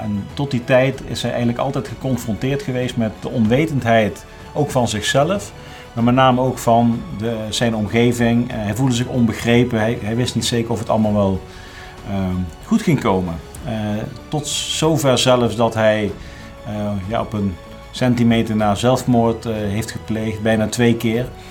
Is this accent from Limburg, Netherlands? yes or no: no; Groesbeek, Gelderland, Netherlands; moved away as an adult; also born or lived in Nijmegen; eigenlijk tot, ja, tot mijn dertigste in Groesbeek heb gewoond